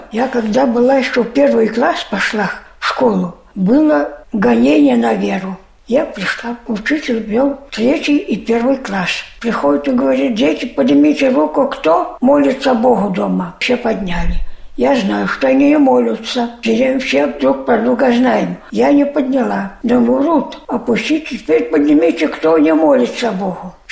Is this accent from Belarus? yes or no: yes; Belarus; now in Saint Petersburg, Russia; Я сюда, из Беларуси приехала сюда, к своей тете.